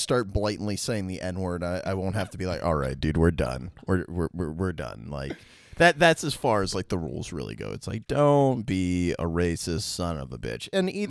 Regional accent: Washington, District of Columbia, United States; also born or lived in New York; I'm from Washington, D.C.

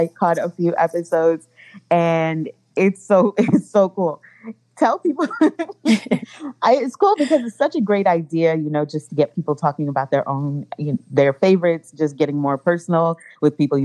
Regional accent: New York City, New York, United States; My parents are Guyanese. I was born in Brooklyn.

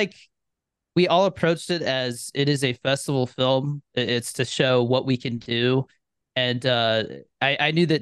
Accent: Arizona, United States; moved away as an adult; now in Albuquerque, United States; I'm from Arizona. I moved to Albuquerque in 2020

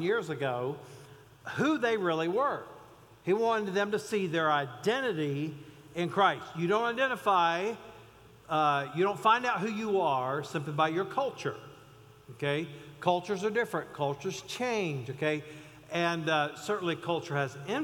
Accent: Mount Airy, North Carolina, United States; I grew up in outside of Mount Airy, North Carolina

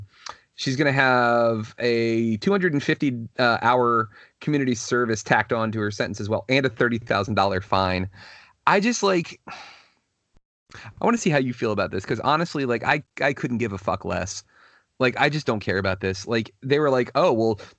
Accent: Virginia, United States; my state, my home state

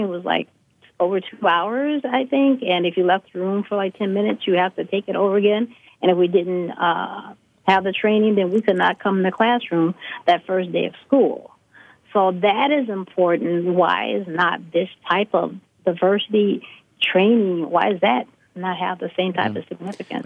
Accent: Chicago, Illinois, United States; as someone growing up in Chicago

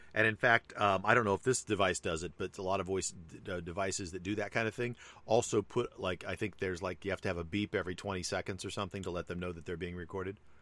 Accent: Hawaii, United States; I am Hawaiian.

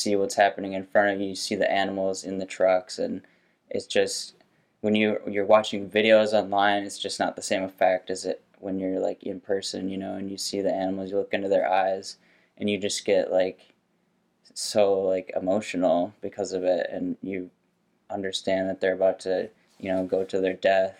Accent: St. Paul, Minnesota, United States; I grew up in St. Paul, Minnesota

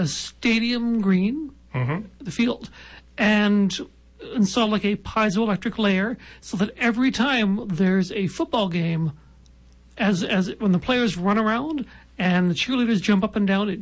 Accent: Halifax, Nova Scotia, Canada; now in Regina, Canada; I'm from Halifax.

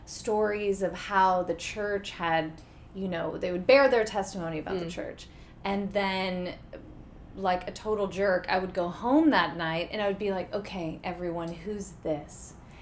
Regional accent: Houston, Texas, United States; Houston, Texas.

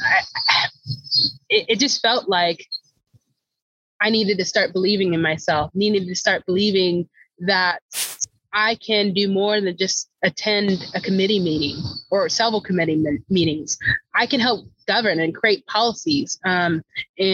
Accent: Topeka, Kansas, United States; now in Lawrence, United States; I am originally from Topeka, Kansas. So no, I didn't get too far coming here to Lawrence.

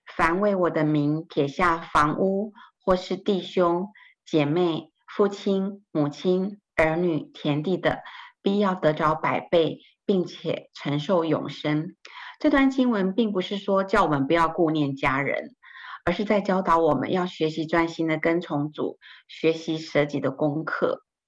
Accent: northern Taiwan, Taiwan; 我出生在台湾的北部，我爸爸是一位国中老师，我有两个哥哥和一个妹妹

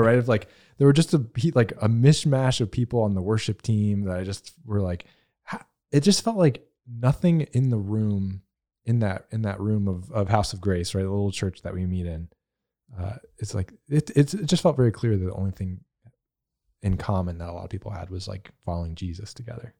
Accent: the South, United States; I'm from the South, so I have a lot of that Southern Baptist

